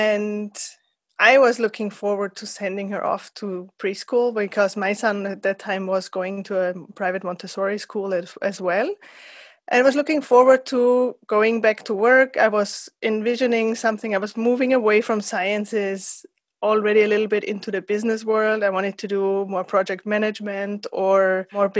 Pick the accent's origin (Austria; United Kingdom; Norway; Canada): Austria; also born or lived in San Diego, United States; I'm from Austria, where I'm at the moment